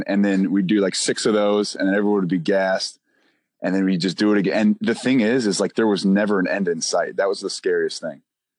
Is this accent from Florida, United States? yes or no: no; Michigan, United States; And I came from Michigan where it was just like, holy moly.